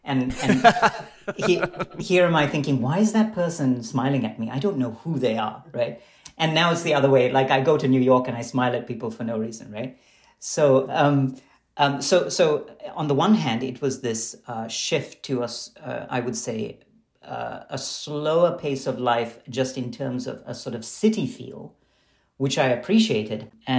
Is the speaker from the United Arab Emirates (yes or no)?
yes; Dubai, United Arab Emirates; And what I loved about growing up in Dubai was that while I was actually studying in Western schools and taking Western music classes